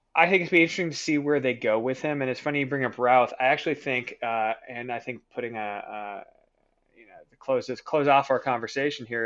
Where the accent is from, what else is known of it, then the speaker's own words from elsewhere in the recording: Canada; I'm Canadian